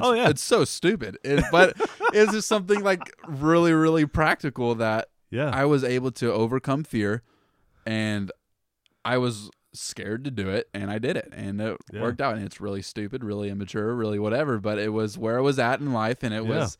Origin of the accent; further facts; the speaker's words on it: Lee's Summit, Missouri, United States; I grew up in Lee Summit, and we lived in the Sin City of Lee Summit, the ghetto of Lee Summit, by those apartments on 291 behind Burger King over there.